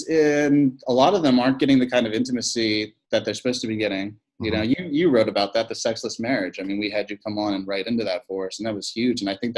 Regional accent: Philippines; born there; I am a missionary kid. I was born in the Philippines, three sisters, two older, one younger, dad, a lot of ministry

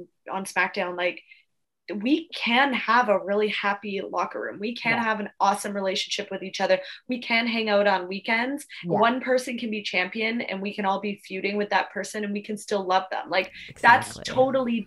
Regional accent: Victoria, British Columbia, Canada; moved away as an adult; also born or lived in Australia; Victoria, my hometown

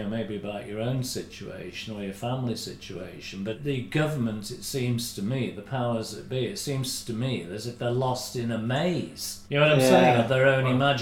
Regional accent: United Kingdom

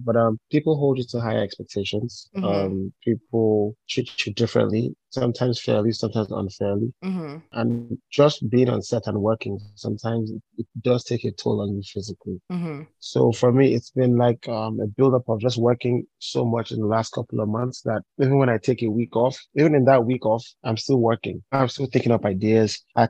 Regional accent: Ibadan, Oyo, Nigeria; moved away as an adult; also born or lived in Cross River State; now in Lagos, Nigeria; my dad was a professor at the University of Ibadan. So I was born there. Yes. And raised there.

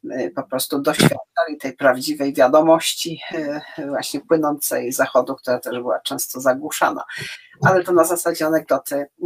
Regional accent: Warmian-Masurian Voivodeship, Poland; ja jestem z Warmii, ja wszystko

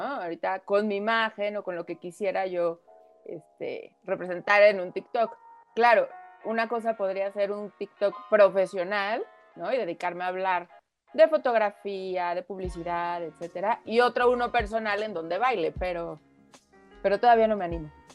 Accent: Mexico; also born or lived in France; aquí en México vivimos muy protegidos, ¿no? Por nuestra familia

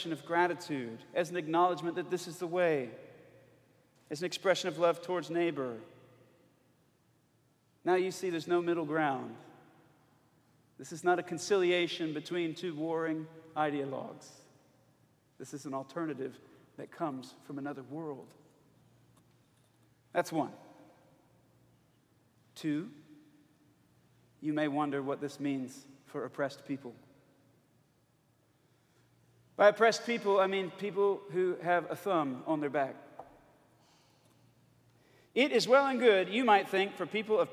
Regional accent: Alabama, United States; I'm from Alabama.

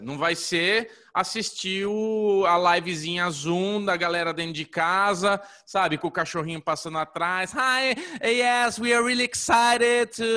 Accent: Brazil

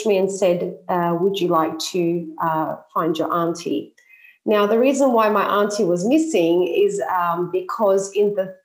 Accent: Sydney, New South Wales, Australia; moved away as an adult; now in Cyprus; I'm an Australian Cypriot. I was born in Sydney, and I've been living in Cyprus since 2006.

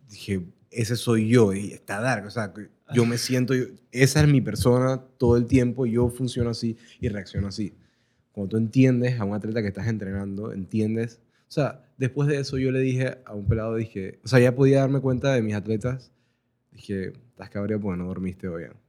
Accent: Panama; Somos, somos panameños

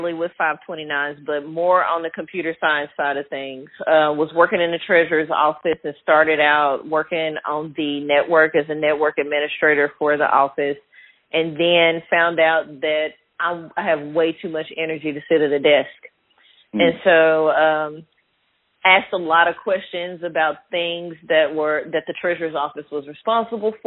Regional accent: Little Rock, Arkansas, United States; also born or lived in Desha County, Arkansas; Born and raised in Arkansas, started out in Deschutes County, McGee. My dad's family is from the area, moved to Little Rock, sixth grade

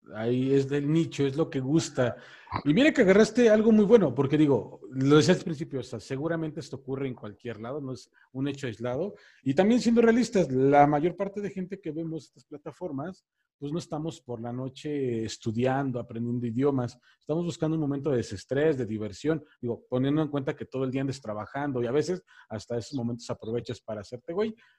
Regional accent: State of Mexico, Mexico; now in Mexico City, Mexico; Yo soy de aquí de la Ciudad de México, bueno, vivo aquí en la Ciudad de México, soy del Estado de México

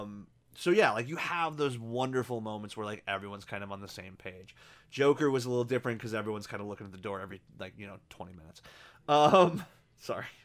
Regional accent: United States; us being American

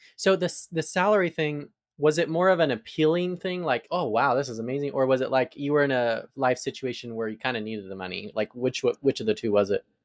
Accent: Arizona, United States; now in Atlanta, United States; I'm from Arizona, so I moved to the South

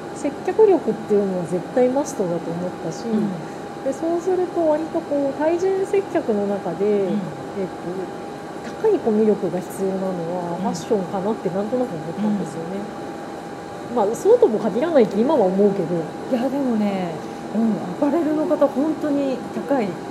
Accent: Tokyo, Japan; 私は東京育ちだから

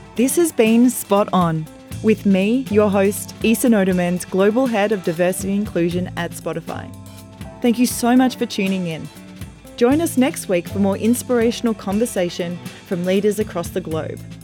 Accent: Australia; moved away as an adult; now in United States; as an Australian woman who's fairly new to American culture

